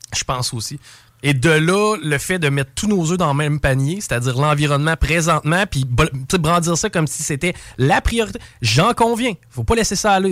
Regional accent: Quebec, Canada; en tant que Québécois

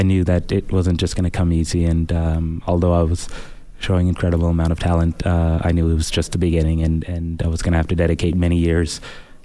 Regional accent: Edmonton, Alberta, Canada; also born or lived in Sudan / Saskatoon; growing up in Canada, I learned a lot here

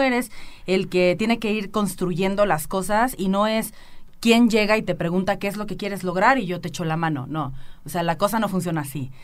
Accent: Villa Hidalgo, Jalisco, Mexico; now in Aguascalientes, Mexico; soy de Los Altos de Jalisco. Eh, eh, sí, claro, llevo 11 años viviendo en Aguascalientes

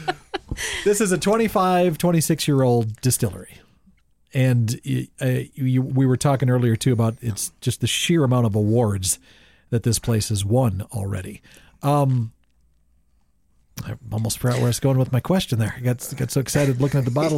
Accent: Bowman, United States; we're from Bowman

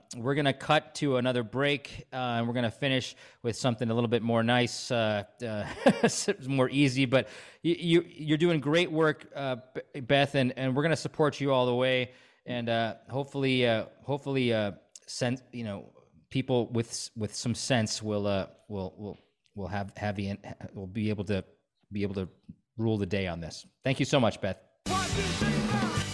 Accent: Stevens Point, Wisconsin, United States; moved away; also born or lived in Chicago / New York / California; I grew up in Stevens Point.

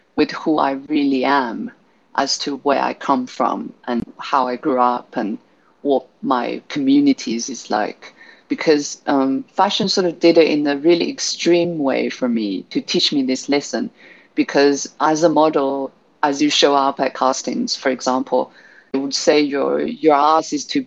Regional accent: Guizhou, China; moved away; also born or lived in London; So Guizhou is home, which is in southwest of China

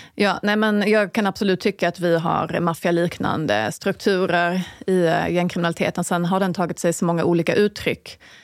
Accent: Falsterbo, Skåne, Sweden; now in Stockholm, Sweden; då pratar jag liksom Falsterbo, där jag kommer ifrån

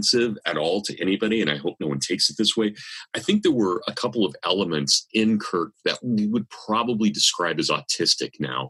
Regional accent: Kansas, United States; accent: Kansas; my Kansas accent

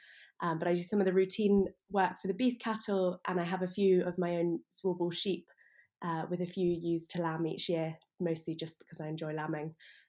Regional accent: Aberdeenshire, Scotland, United Kingdom; also born or lived in Cambridge; I grew up in Aberdeenshire, so this is very much home for me. Although I went away for 6 years in Cambridge for university and then moved back.

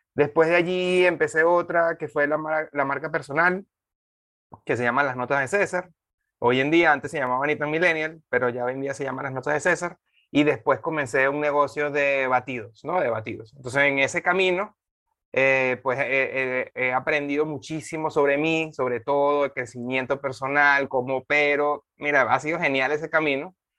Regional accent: Venezuela; moved away as an adult; also born or lived in Dominican Republic; now in Panama; yo, yo soy venezolano

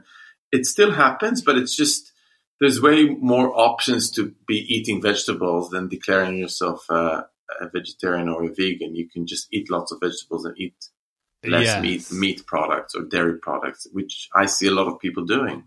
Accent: Jerusalem, Jerusalem District, Israel; moved away as an adult; now in London, United Kingdom; I'm Jewish, and I grew up in Jerusalem

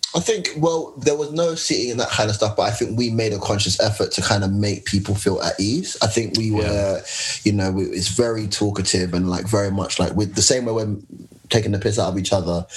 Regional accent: London, United Kingdom; me being a Londoner

